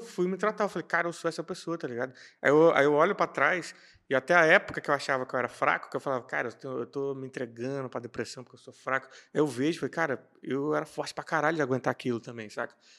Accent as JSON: {"language": "Portuguese", "town": "Brasília", "region": "Federal District", "country": "Brazil", "tie": "born or raised there", "said": "eu fui criado em Samambaia-Sul, que é periferia"}